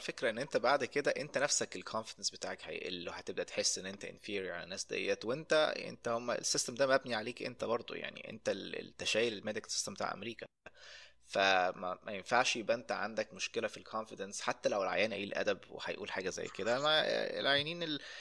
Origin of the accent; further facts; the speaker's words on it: Egypt; moved away; انا من مصر